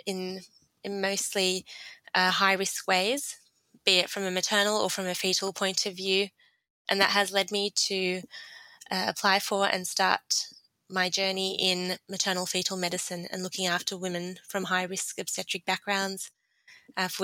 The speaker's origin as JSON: {"language": "English", "town": "Sydney", "region": "New South Wales", "country": "Australia", "tie": "born or raised there", "also_born_or_lived": "Jordan", "said": "I grew up here in Sydney. My family came or migrated to Australia from Jordan in 1992."}